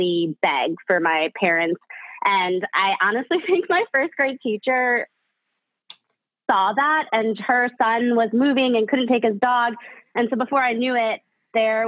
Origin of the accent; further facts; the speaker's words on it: Chicago, Illinois, United States; I grew up in Chicago